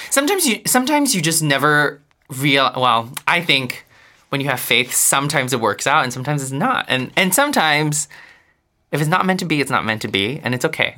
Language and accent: English; Singapore; moved away as an adult; now in New York, United States; I grew up in Singapore